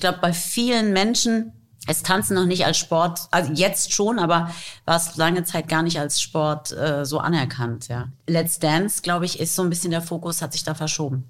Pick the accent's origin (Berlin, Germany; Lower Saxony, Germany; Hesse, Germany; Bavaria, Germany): Hesse, Germany; Taunus; first language English and German; now in Frankfurt, Germany; ich bin im Taunus aufgewachsen